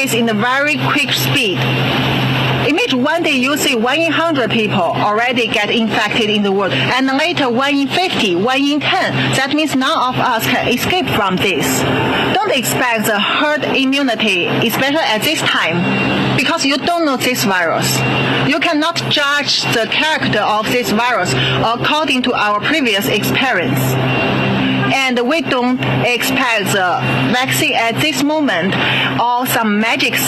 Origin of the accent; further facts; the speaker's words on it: Qingdao, Shandong, China; moved away as an adult; also born or lived in Hong Kong; now in United States; went to my hometown Qingdao